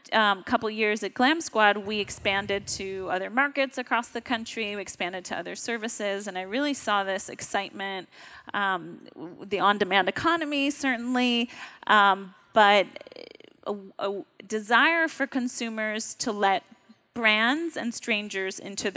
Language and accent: English; New York, United States; I'm a New Yorker